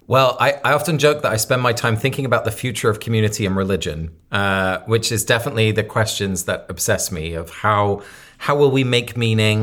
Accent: Sussex, South East England, United Kingdom; now in New York, United States; I grew up in Sussex

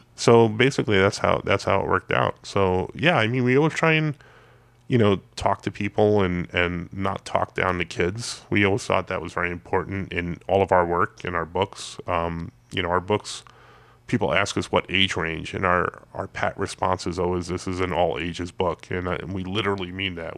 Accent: New York, United States; I'm from New York, uh, that's considered my hometown show

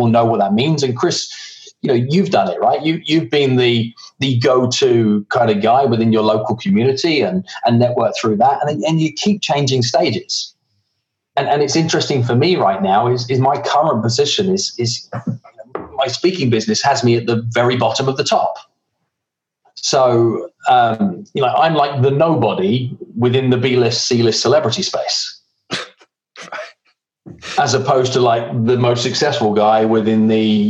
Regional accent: England, United Kingdom; moved away; I can't wait to be back in Blighty

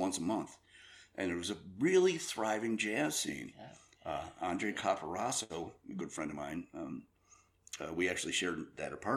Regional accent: Chicago, Illinois, United States; moved away as an adult; also born or lived in Dundee, Illinois / Elgin, Illinois; now in Mesa, United States; I'm originally from the South Side of Chicago, South Suburbs, Park Forest, Homewood, places like

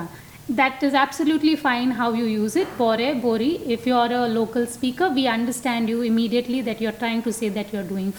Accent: Goa, India; first language Konkani; English is a second language; my parents came from Kerala, I was born and brought up here. So Konkani is my mother tongue too

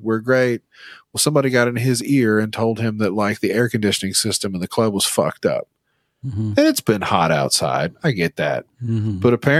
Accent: the South, United States; I'm from the South. You're not going to explain humidity to me.

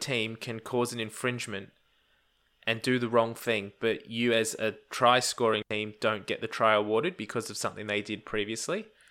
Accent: Australia; as an Australian fan

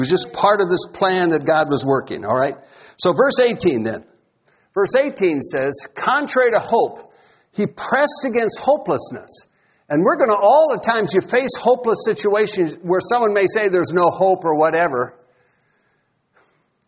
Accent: Iowa, United States; I grew up in Iowa

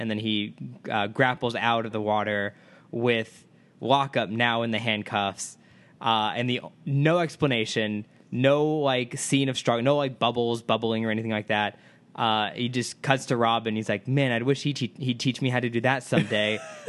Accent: Midwest, United States; I come from the Midwest.

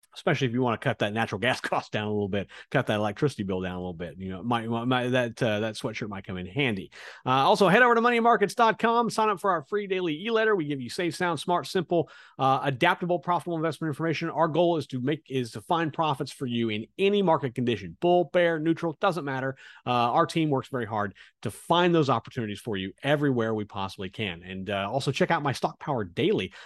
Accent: Kansas, United States; now in South Florida, United States; I'm from Kansas

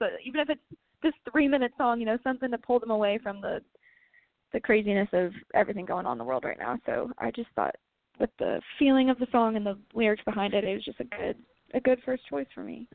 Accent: Columbia, Missouri, United States; my hometown venue. It's called the Blue Note in Columbia, Missouri, and I grew up going to all my shows there

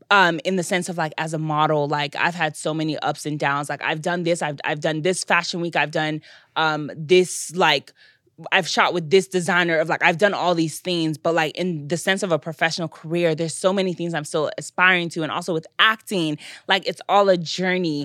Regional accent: United States; I'm actually American

